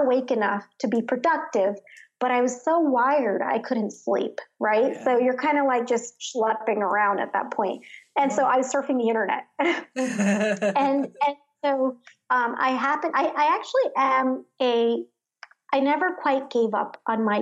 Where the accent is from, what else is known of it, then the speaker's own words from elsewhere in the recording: Jersey City, New Jersey, United States; also born or lived in Chatham, New Jersey; I grew up in Jersey City, New Jersey, which was, you know, a community of low to middle class immigrants, essentially